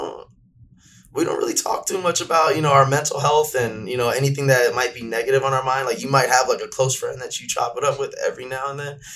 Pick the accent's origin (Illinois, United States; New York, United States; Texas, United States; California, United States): California, United States; Santa Monica; I'm born and raised in West LA, Santa Monica to be exact